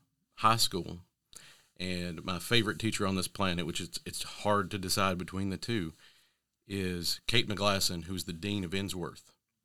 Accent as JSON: {"language": "English", "town": "Ashland City", "region": "Tennessee", "country": "United States", "tie": "born or raised there", "said": "Ashland City, Tennessee."}